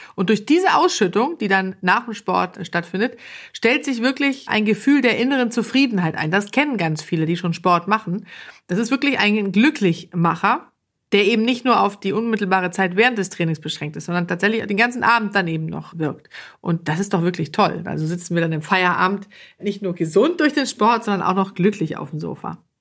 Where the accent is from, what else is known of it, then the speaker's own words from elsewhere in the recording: Sweden; moved away; als Schwedin